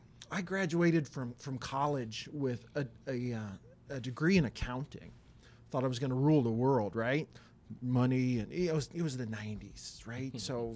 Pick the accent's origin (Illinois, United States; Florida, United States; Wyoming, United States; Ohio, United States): Wyoming, United States; I did. I'm from Wyoming. I was from that area. That was my home church, right?